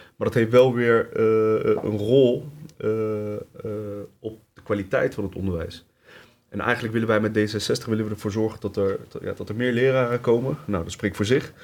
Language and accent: Dutch; Leidschendam-Voorburg, South Holland, Netherlands; also born or lived in Tunisia; Ik ben eh, geboren in Tunesië. Eh, opgegroeid hier in Leidschendam-Voorburg. In Voorburg-Noord om eh, precies te zijn